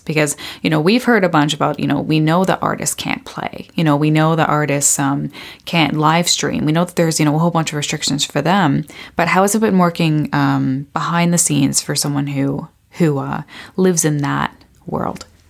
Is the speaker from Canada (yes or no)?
yes; Beamsville, Ontario, Canada; I'm from Beamsville.